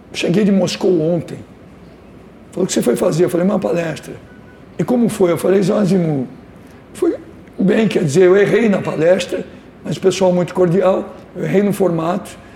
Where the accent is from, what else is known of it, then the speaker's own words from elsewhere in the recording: São Paulo, Brazil; Eu que nasci em São Paulo